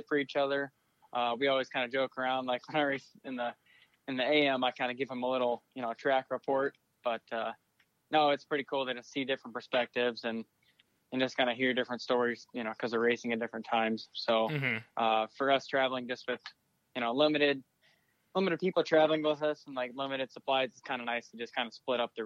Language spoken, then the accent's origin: English; Bettendorf, Iowa, United States; I'm from Bettendorf, Iowa, Eastern Iowa. I'm 18 years old